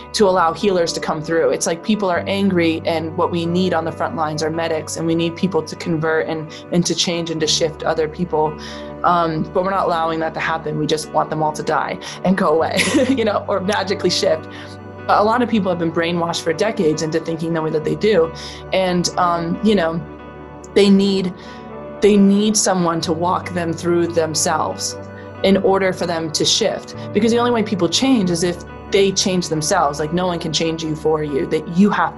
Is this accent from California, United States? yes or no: no; Vermont, United States; born or raised there